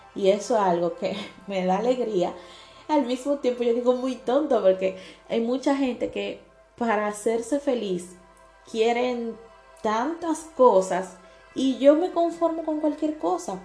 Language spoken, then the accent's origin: Spanish; Dominican Republic; now in Italy; soy de República Dominicana y actualmente vivo en Italia